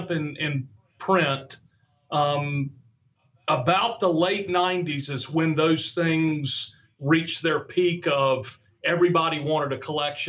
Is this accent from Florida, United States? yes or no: yes; Florida, United States; I grew up in Florida.